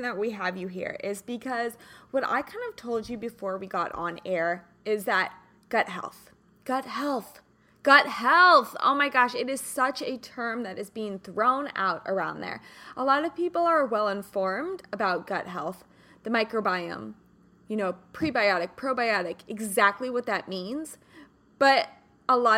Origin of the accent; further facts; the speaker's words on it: Kansas, United States; now in Southern California, United States; I'm from Kansas originally